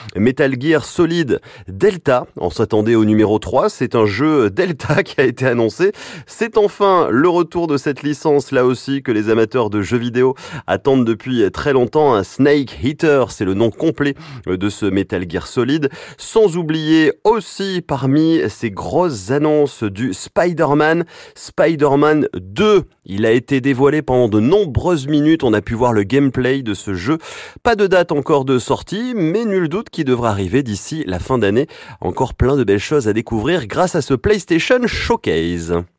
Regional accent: France; chez nous en France.

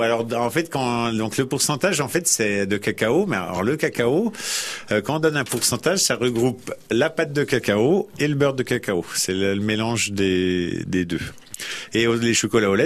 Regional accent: Dijon, Bourgogne-Franche-Comté, France; also born or lived in Lyon; now in Auxerre, France; je viens de Dijon, je, suis, châtillonnais, donc Côte de Rien.

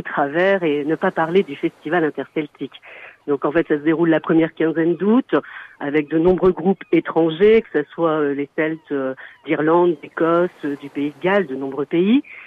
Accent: Lorient, Brittany, France; now in Bonchamp-lès-Laval, France; je suis originaire euh, de l'Orient

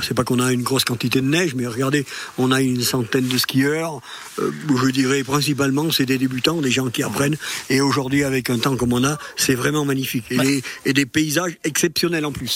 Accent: Chastreix, Auvergne-Rhône-Alpes, France; je suis natif de Chastrey mm. euh, ça fait 70 ans que j'y habite

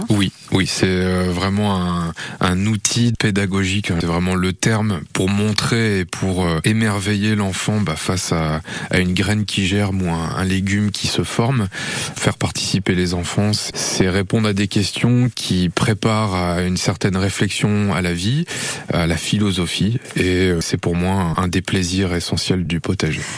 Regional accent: northern France, France; moved away; also born or lived in Creuse; Je viens d'une autre région, un peu plus au, nord, je viens du nord de la France.

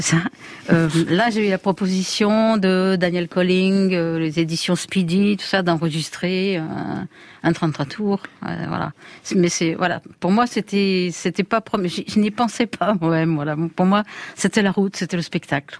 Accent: Lyon, Auvergne-Rhône-Alpes, France; je suis lyonnaise

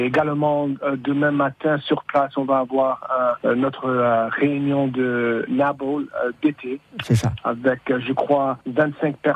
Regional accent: San Francisco, California, United States; moi, je suis de San Francisco. Mon, père, euh, il a émigré du village de d'Ossès, en Basse-Navarre. Les, parents de ma mère, ils sont émigrés à San Francisco de Chiberoa.

